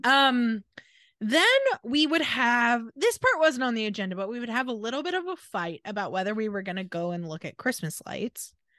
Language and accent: English; Washington, United States; we grew up in Washington. It was always a little rainy